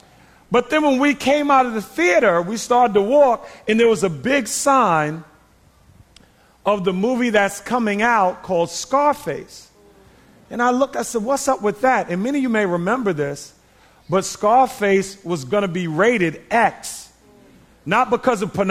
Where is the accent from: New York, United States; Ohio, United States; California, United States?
New York, United States; New York City; I grew up in Queens, New York, in the Hollis area